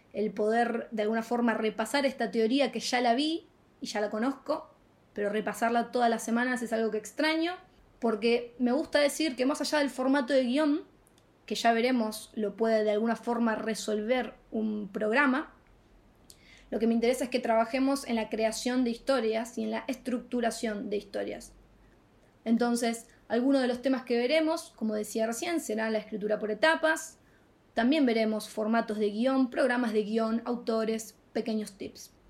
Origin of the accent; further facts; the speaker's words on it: Rosario, Santa Fe, Argentina; moved away as an adult; now in Madrid, Spain; de la ciudad de Rosario, Argentina, y hace muy muy poquito instalada en Madrid, España.